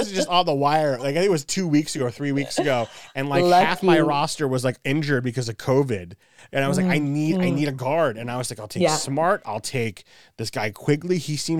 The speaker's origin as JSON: {"language": "English", "town": "New York City", "region": "New York", "country": "United States", "tie": "born or raised there", "said": "I grew up in Brooklyn before the Nets were in Brooklyn."}